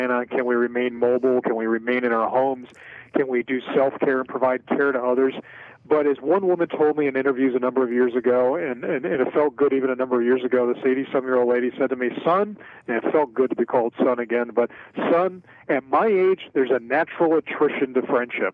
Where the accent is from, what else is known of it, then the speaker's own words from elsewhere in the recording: Philadelphia, Pennsylvania, United States; a lifetime of scrapple and cheesesteaks growing up in Philadelphia